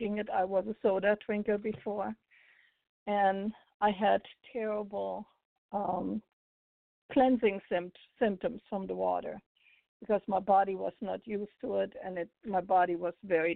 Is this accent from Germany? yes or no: yes; Germany; now in United States; I'm originally from Germany.